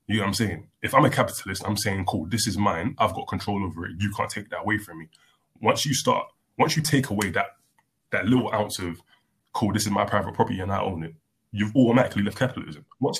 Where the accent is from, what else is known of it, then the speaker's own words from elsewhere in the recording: London, United Kingdom; also born or lived in United States; I played in Haringey because we're from North.